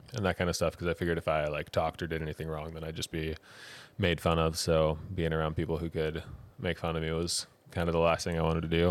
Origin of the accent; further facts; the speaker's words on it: Wisconsin, United States; moved away as an adult; also born or lived in Michigan / Colorado; now in New Zealand; I was from Wisconsin